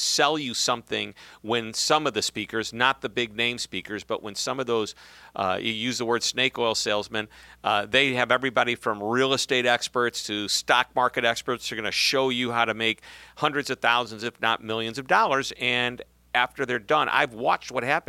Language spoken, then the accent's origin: English; St. Louis, Missouri, United States; From my hometown, St. Louis.